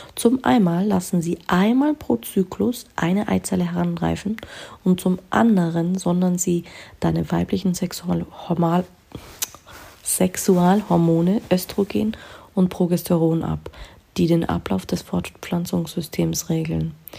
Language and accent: German; Germany; bei uns in Deutschland